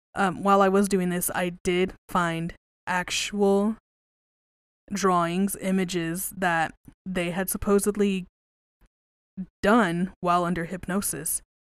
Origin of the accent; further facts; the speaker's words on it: West Texas, United States; I grew up in West Texas